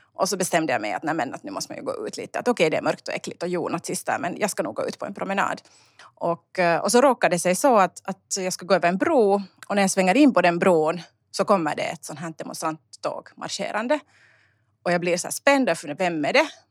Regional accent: Uusimaa, Finland; also born or lived in Sjundeå / Kauniainen; jag är helt finlandssvensk

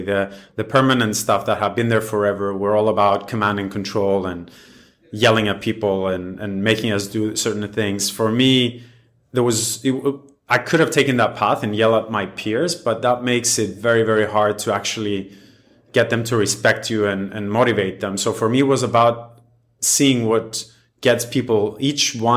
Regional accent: Cyprus; I was born and raised in Cyprus

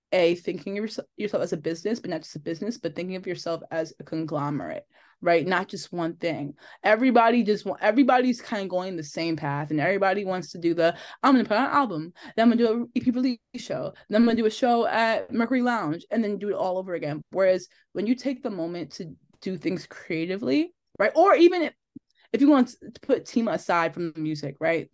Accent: Linden, New Jersey, United States; also born or lived in Elizabeth, New Jersey; I grew up in Linden.

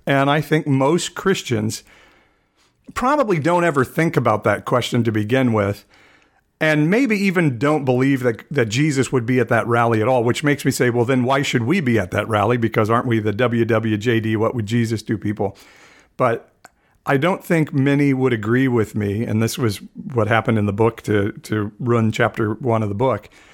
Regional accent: United States; as American evangelicals

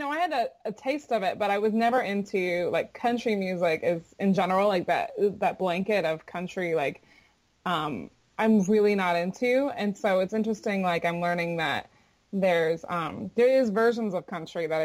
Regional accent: Florida, United States; I'm from Florida, and my mother's Jamaican

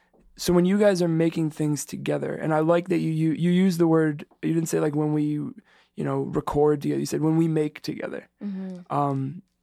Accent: New York City, New York, United States; that's the name of the neighborhood in New York that I'm from.

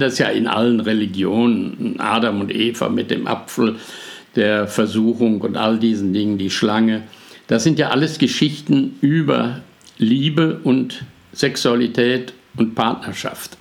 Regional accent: Germany; bei uns in Deutschland

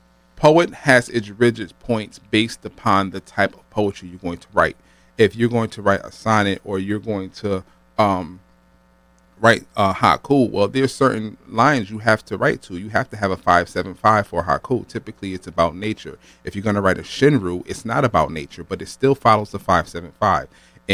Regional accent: New Haven, Connecticut, United States; because I was bused from New Haven, Franklin Street to East Haven, Nathan Hale School for elementary.

